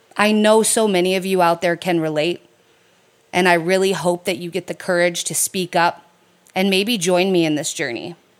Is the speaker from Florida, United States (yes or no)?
no; Detroit, Michigan, United States; I was raised in the Metro Detroit area of Michigan.